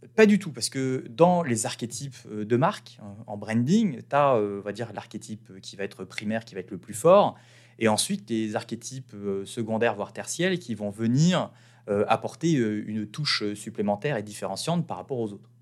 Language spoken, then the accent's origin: French; France; moved away as an adult; en tant que petit Français qui a quand même une bonne expérience en marketing